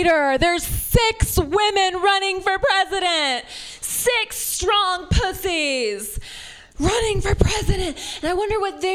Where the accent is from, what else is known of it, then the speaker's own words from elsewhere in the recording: Ohio, United States; also born or lived in San Francisco Bay Area; now in San Francisco, United States; I'm from Ohio